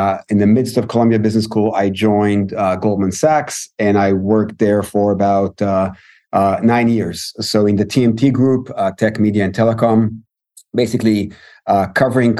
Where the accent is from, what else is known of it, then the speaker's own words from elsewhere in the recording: Israel; also born or lived in Tel Aviv, Israel; I'm Israeli